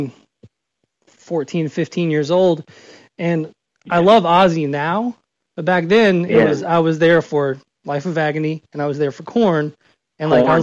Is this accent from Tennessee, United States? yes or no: yes; Nashville, Tennessee, United States; I grew up in Nashville, Tennessee